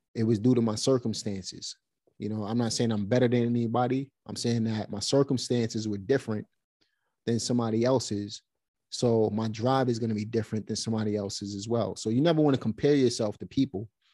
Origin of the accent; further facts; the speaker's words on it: New York City, New York, United States; now in North Carolina, United States; Grew up in Brooklyn.